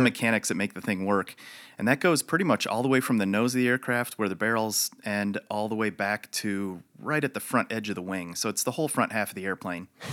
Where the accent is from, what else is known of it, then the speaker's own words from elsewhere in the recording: Chicago, Illinois, United States; moved away as an adult; also born or lived in Michigan / Wichita Falls, Texas; I, uh, was born in Chicago, raised there